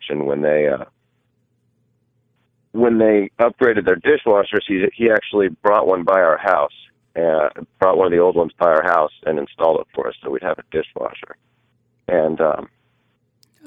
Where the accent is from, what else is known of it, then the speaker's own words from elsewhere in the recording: Jefferson City, Missouri, United States; I grew up in Jeff City, Missouri.